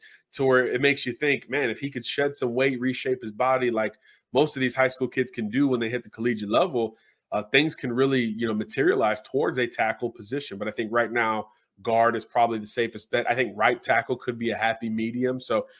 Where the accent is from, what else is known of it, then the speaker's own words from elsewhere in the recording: Florida, United States; my home state of Florida, a lot of unique personalities.